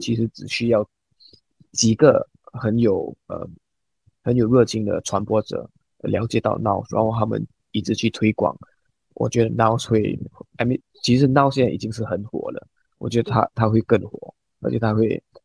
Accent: Singapore; 我们新加坡人很少用微信啊，我们没有微信

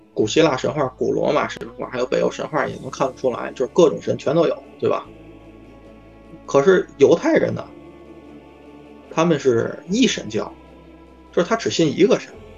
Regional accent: Tianjin, China; 当时我二十多岁嘛，我说从天津来的

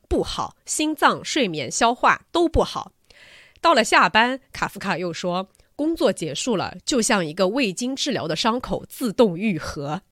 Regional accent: China; 我们中国人

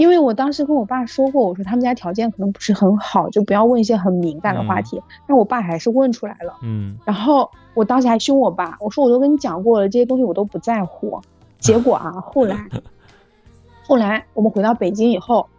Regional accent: Shanxi, China; now in Beijing, China; 我们老家，我是山西的，从北京到山西

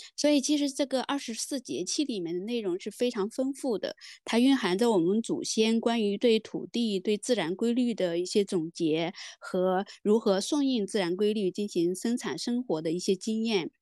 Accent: Heze, Shandong, China; now in Shenzhen, China; 我们山东老家，我是老家菏泽，就是我们那边育苗

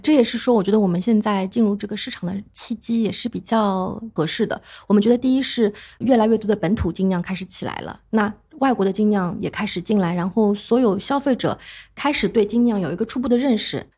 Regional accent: China; 我们中国人

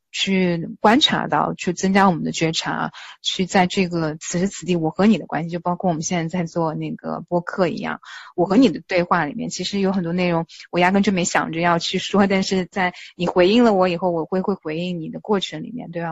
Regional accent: China; also born or lived in Texas, United States; now in United States; 我们中国人

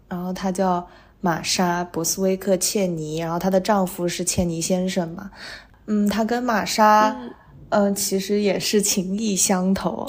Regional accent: Hangzhou, Zhejiang, China; 因为我是杭州人嘛

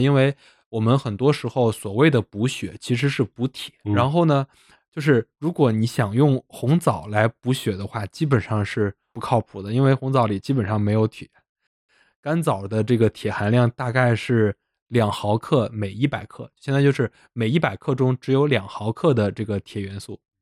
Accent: Zhengzhou, Henan, China; 我们河南郑州的某著名企业

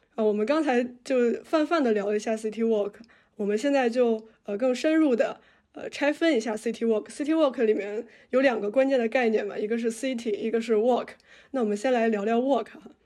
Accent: Tianjin, China; 我小时候生活在天津，然后天津是一个其实，呃，地铁开发比较早的城市

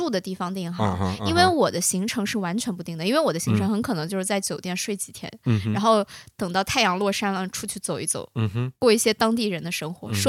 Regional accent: China; 我觉得八字是最准。我中国人非常

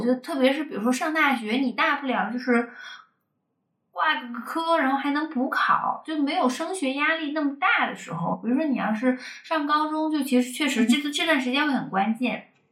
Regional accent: China; 我是中国人，然后我在这个地方生活是有，更有归属感的

